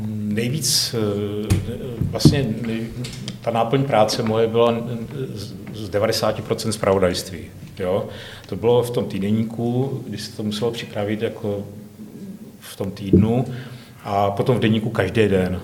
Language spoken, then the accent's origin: Czech; Hranice, Moravia, Czechia; also born or lived in Rychnov nad Kněžnou, Czech Republic / Kostelec nad Orlicí, Czech Republic / Žamberk, Czech Republic / Valašské Meziříčí, Czech Republic; Já jsem z Moravy, no. Já jsem se teda paradoxně narodil ve východních Čechách